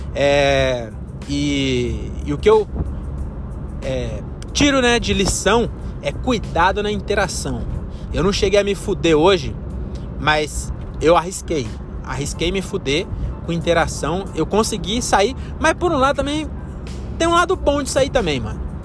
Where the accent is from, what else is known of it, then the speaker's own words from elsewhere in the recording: Francisco Morato, São Paulo, Brazil; em Morato que é onde eu nasci e cresci